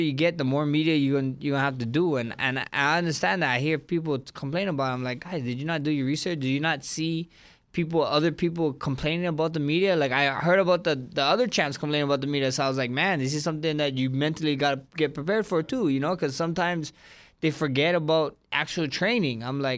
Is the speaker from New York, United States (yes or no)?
no; Hawaii, United States; I'm Polynesian, Samoan, I'm Hawaiian.